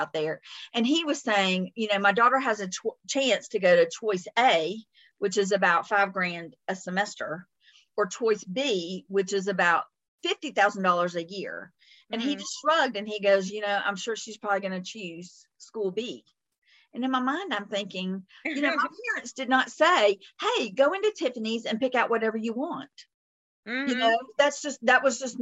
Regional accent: the South, United States; accent: Southern; my Southern accent

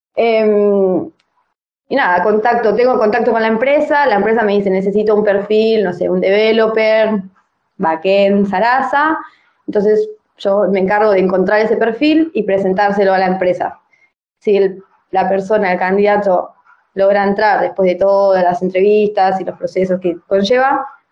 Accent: La Plata, Buenos Aires Province, Argentina; moved away as an adult; also born or lived in Darregueira, Buenos Aires Province; now in Tbilisi, Georgia; Nací en un pueblo de la provincia de Buenos Aires que se llama Darregueira, pero me crié en La Plata

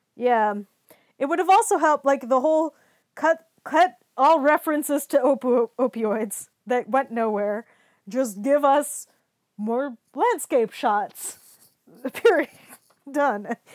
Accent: United States; I'm an American

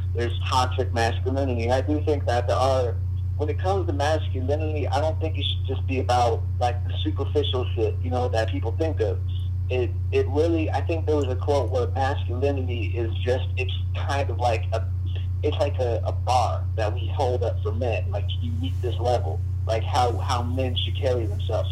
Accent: United States; I live in this place called San Morgan, and uh, I, I don't even, I, I want to move out, you know, because I, I've grown up here for the majority of my life

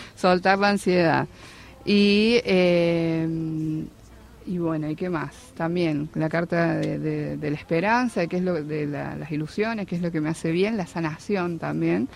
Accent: San Luis, Argentina; moved away as an adult; now in Buenos Aires, Argentina; yo soy de San Luis y me vine a vivir en febrero acá Capital

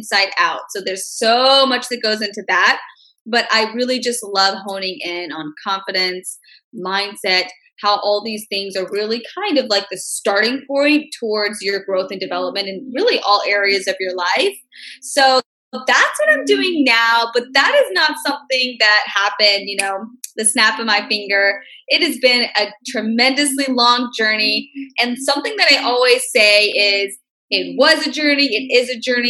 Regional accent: Memphis, Tennessee, United States; I'm from Memphis, Tennessee, born, raised, grew up there all my life

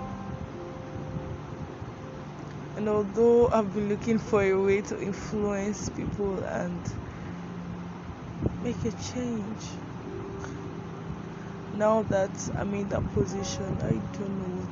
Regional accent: Nigeria; I'm a Nigerian

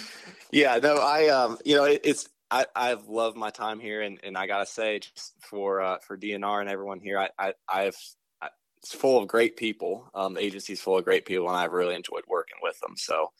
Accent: North Carolina, United States; now in Indiana, United States; I accepted the deer biologist job in North Carolina, which is my home state.

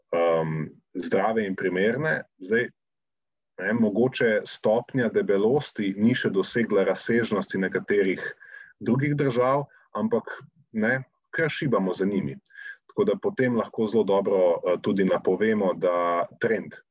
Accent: Slovenia

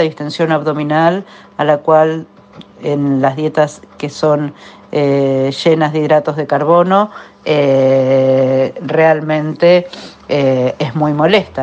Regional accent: Argentina; mi país y en mi ciudad

